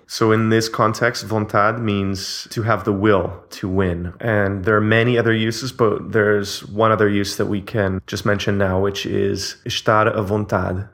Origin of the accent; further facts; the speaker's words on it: Canada; now in Portugal; I'm Canadian